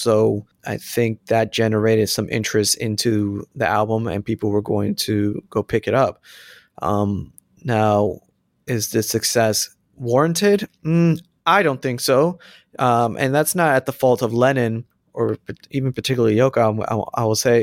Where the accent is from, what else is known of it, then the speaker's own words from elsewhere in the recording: Florida, United States; I'm from Florida, too